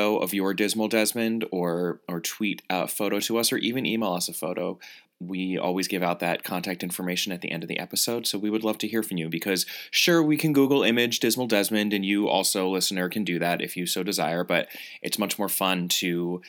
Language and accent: English; United States; as an American Anglophile